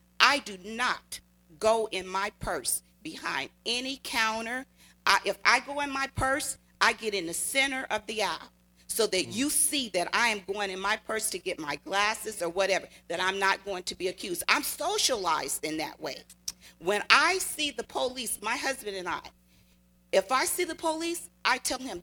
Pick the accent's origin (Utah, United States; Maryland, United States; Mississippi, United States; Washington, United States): Mississippi, United States; Natchez; now in California, United States; I grew up in the South in Natchez, Mississippi